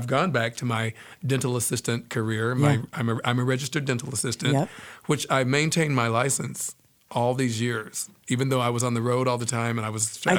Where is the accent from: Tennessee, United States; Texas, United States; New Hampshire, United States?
Tennessee, United States; Pikeville; also born or lived in Humboldt County, California; now in San Diego, United States; I'm from Pikeville, Tennessee. Okay. That's my hometown.